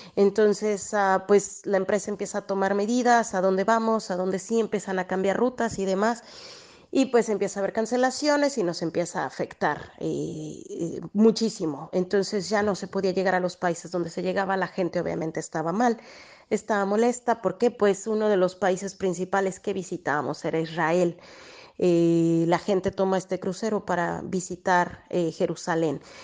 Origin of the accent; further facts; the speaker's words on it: Mexico; now in Italy; como mexicanos